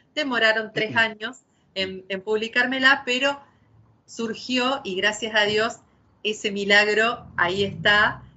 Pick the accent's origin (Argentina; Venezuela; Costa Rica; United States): Argentina; Santa Fe; somos dos mujeres santafesinas